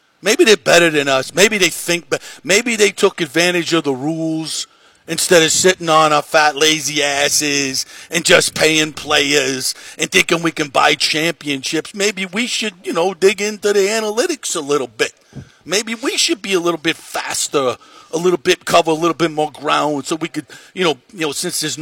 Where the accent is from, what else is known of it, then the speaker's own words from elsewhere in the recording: New York, United States; I'm Italian. I come from New York Italian background